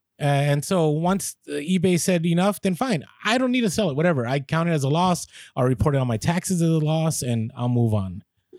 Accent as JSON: {"language": "English", "town": "San Francisco", "region": "California", "country": "United States", "tie": "born or raised there", "said": "The reason I get it is because I grew up in the Bay Area in San Francisco, and people are just mean out there."}